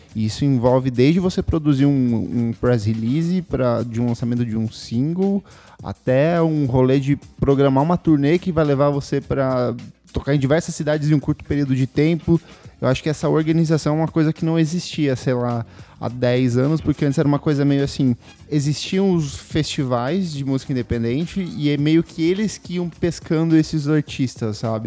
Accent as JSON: {"language": "Portuguese", "town": "Itaipulândia", "region": "Paraná", "country": "Brazil", "moved": "yes", "lives_now": "São Paulo, Brazil", "said": "A minha chama Itaipulândia"}